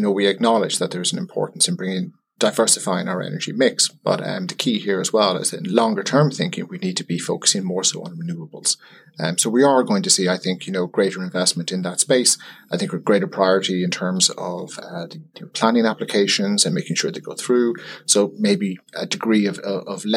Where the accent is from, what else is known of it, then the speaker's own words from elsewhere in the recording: Ireland; as an Irish person